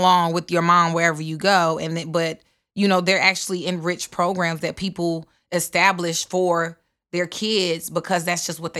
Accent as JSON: {"language": "English", "region": "the South", "country": "United States", "said": "I'm from the South. So homeschool was done totally different than, I don't know, probably whatever idea you have, but it was more like a community homeschool."}